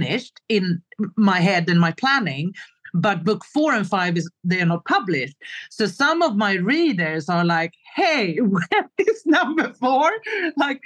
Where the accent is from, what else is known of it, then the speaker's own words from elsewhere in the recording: Stockholm, Stockholm County, Sweden; moved away as an adult; now in Stockholm, Sweden; a big move back to my home country, to Stockholm, Sweden